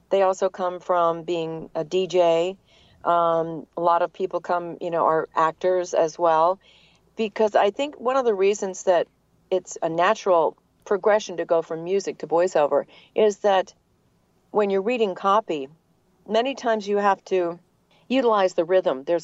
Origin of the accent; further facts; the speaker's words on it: New England, United States; accent: New England; now in Atlanta, United States; So, it was very fortunate that I that I lost my New England accent, and then uh, I've been in Atlanta for a very long time.